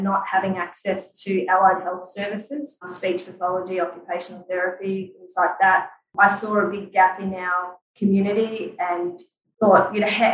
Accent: Shepparton, Victoria, Australia; moved away as an adult; now in Weipa, Australia; We moved from Victoria. I grew up in Shepparton

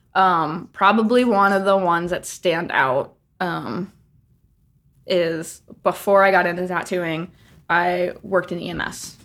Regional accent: Ohio, United States; moved away as an adult; also born or lived in Nashville / Los Angeles; now in New Jersey, United States; originally from Ohio. Spent all of my adolescent years growing up, high school, all

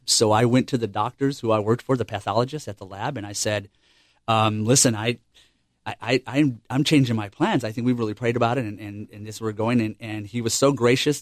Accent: El Paso, Texas, United States; moved away as an adult; also born or lived in Cherry Point, North Carolina; I'm, I'm from El Paso, Texas, and, um, we just moved here in July of last year

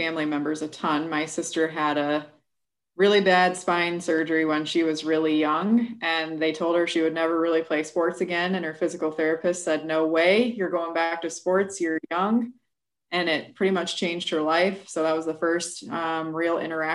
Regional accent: New Lenox, Illinois, United States; moved away as an adult; also born or lived in Des Moines, Iowa; now in Quad Cities, United States; I am originally from New Lenox, Illinois, but my whole family is pretty much from Iowa

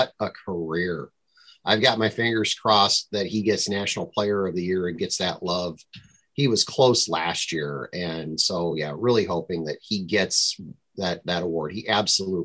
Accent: Minnesota, United States; I'm from Minnesota.

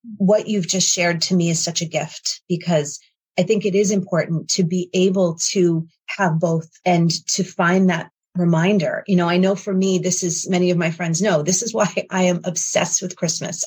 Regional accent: New York, United States; moved away; also born or lived in Connecticut; I'm from New York

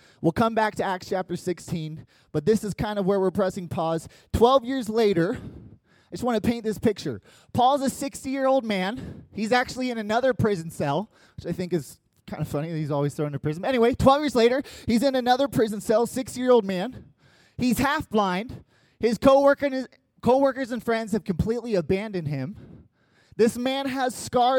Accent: United States; first language English; as an American who only speaks English

